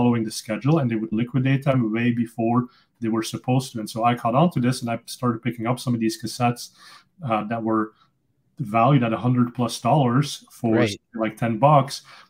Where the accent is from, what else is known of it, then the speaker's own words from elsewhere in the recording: Flanders, Belgium; first language Dutch; English is a second language; moved away; also born or lived in Silicon Valley; I'm originally from Belgium, so I speak Dutch. That's my native language.